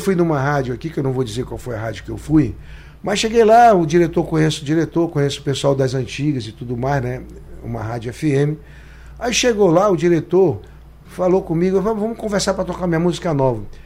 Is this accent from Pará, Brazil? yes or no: yes; Pará, Brazil; eu sou brasileiro, eu sou do Pará, mas eu sou brasileiro.